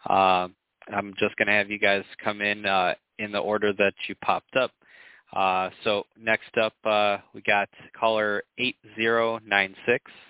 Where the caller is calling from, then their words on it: Sacramento, California, United States; I'm calling from windy Sacramento, California.